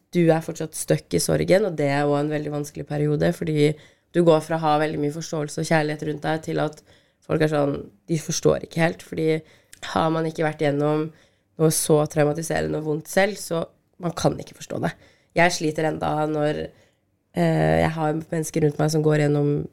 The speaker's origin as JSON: {"language": "Norwegian", "country": "Norway", "tie": "born or raised there", "said": "vi er født i Norge"}